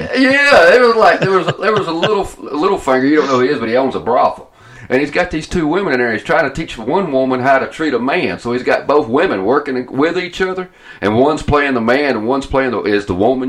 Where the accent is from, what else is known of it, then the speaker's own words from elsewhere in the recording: Atlanta, Georgia, United States; now in Ohio, United States; I'm from Atlanta, because, of course, they recognize my accent